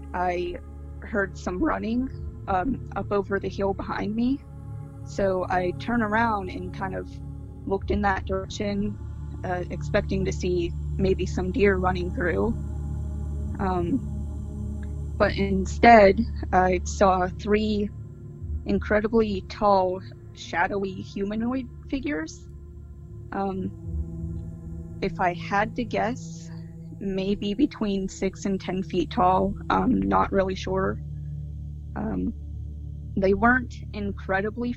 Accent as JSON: {"language": "English", "region": "Pennsylvania", "country": "United States", "said": "I'm from Pennsylvania"}